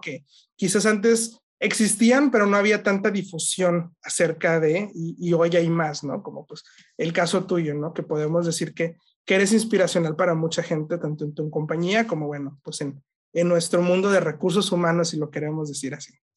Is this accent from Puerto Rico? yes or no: no; Mexico; somos los mismos mexicanos